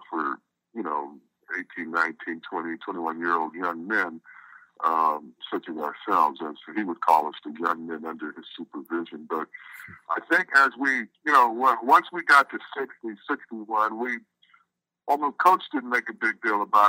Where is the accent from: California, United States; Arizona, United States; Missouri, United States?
California, United States; Southern; also born or lived in Berkeley, California / the South; I was born in Berkeley, as you said, and when I was still an infant, we moved to the down south and then landed in Southern California when I was five